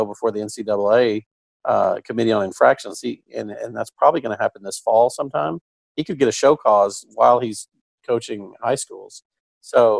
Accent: Kilgore, Texas, United States; I'm from East Texas. I grew up 60 miles away from Mount Vernon and Kilgore.

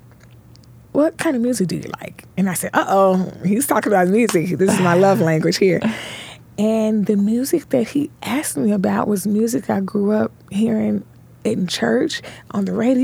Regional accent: Memphis, Tennessee, United States; born and raised in Memphis, Tennessee

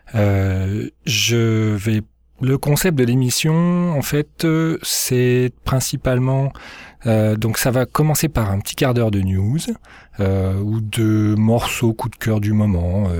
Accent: Lyon, Auvergne-Rhône-Alpes, France; moved away as an adult; now in Moncton, Canada; je suis lyonnais, donc euh, originaire de Lyon en France

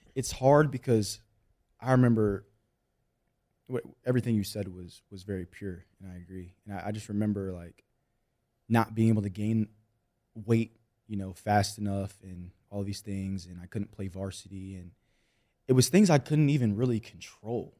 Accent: Austin, Texas, United States; I grew up in Austin, Texas

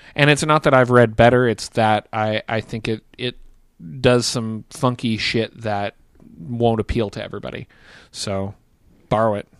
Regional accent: Bend, Oregon, United States; Bend, Oregon, which is the town that I grew uh, that I graduated high school from

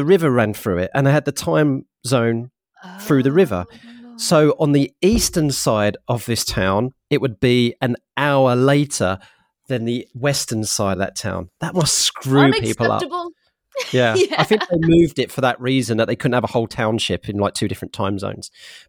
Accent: United Kingdom; You know, I am British.

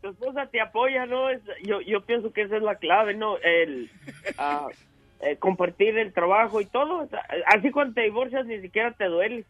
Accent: La Purísima, Jalisco, Mexico; moved away as an adult; now in United States

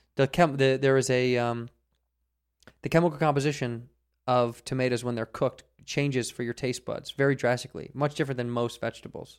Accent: Chicago, Illinois, United States; now in Los Angeles, United States; I grew up in Chicago

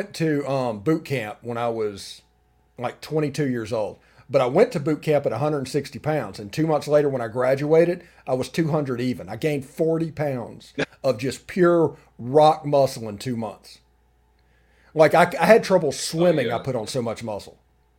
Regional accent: Magee, Mississippi, United States; I'm from McGee and played at McGee High School.

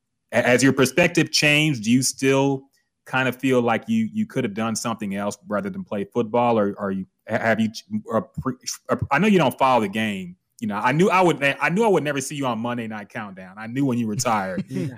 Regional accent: Houston, Texas, United States; Especially growing up in Houston, I'm just like, I whatever the result is, man, it's, I'm rolling with it.

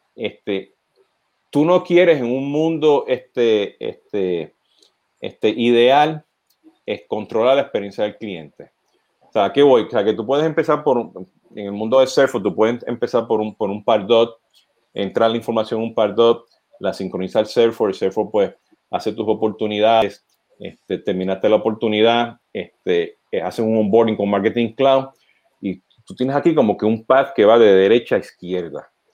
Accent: Puerto Rico; nosotros los boricuas, pues, aparte del acento

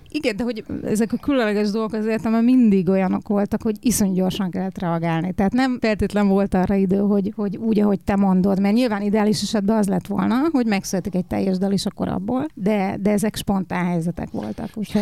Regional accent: Hungary; én magyarnak születtem

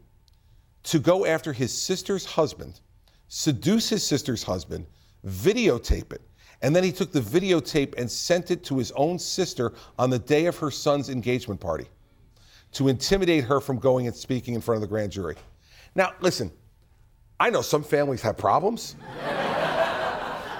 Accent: New Jersey, United States; I'm from New Jersey

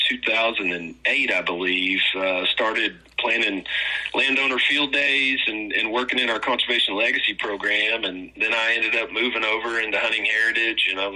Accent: Conroe, Texas, United States; also born or lived in Rio Grande Valley; I grew up in Conroe, and my folks are the only ones that left the Rio Grande Valley

